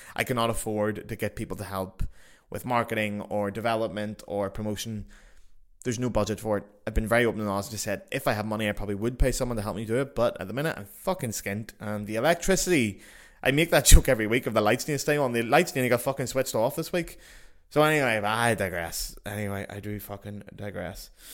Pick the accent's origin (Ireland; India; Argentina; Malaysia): Ireland; as Irish people